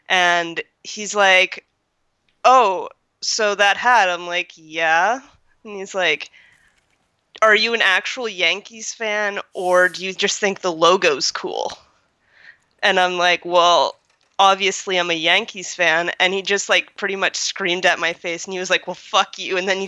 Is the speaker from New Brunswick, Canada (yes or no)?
yes; New Brunswick, Canada; born there; I am Canadian. I was born in New Brunswick, which is kind of like close to New York and like Maine and everything.